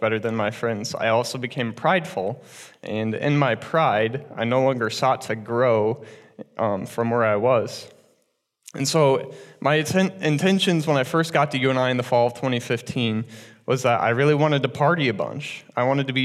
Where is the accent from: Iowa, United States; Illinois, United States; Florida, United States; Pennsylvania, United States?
Iowa, United States; Cedar Rapids; I was born and raised in Cedar Rapids in a very loving family